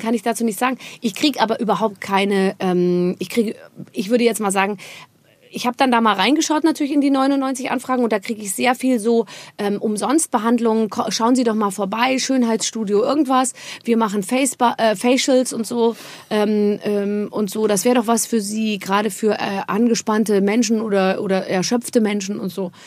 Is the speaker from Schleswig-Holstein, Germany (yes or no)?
no; Rhineland-Palatinate, Germany; ich komme aus der Pfalz, meine Eltern ja. sind aus der Pfalz